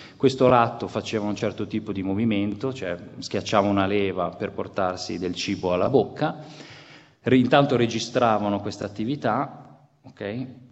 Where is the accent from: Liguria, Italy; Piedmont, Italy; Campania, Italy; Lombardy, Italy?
Liguria, Italy; Genoa; io sono genovese